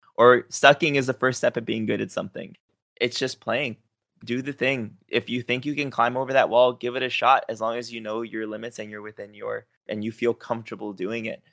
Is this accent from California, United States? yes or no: yes; Los Angeles, California, United States; moved away; also born or lived in Texas / Ventura, California; I grew up in East L A in a pretty bad neighborhood